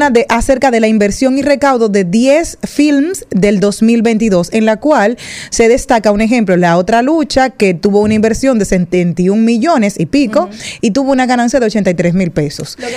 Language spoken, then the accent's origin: Spanish; Dominican Republic; yo mismo como dominicano